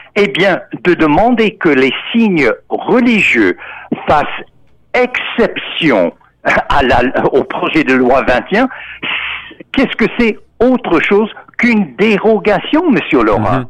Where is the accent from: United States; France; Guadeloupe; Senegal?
United States; Texas; moved away; Moi-même, en tant qu'Américain, qui est né au Texas en 1950